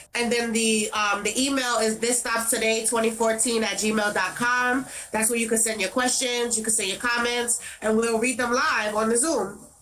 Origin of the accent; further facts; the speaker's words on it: New York City, New York, United States; in Brownsville, where I'm from, I'm from Brownsville, 251 Mother Gaston between East New York and Liberty, right across the street from Howard Projects. That is my area. That is where I grew up